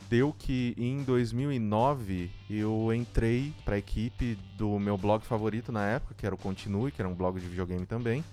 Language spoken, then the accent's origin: Portuguese; São Paulo, Brazil; Eu sou aqui da Zona Leste de São Paulo